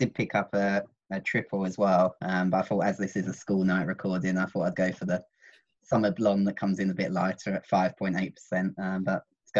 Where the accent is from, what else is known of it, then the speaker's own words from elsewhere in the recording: Bishop's Stortford, East of England, United Kingdom; Bishop Stortford, my hometown.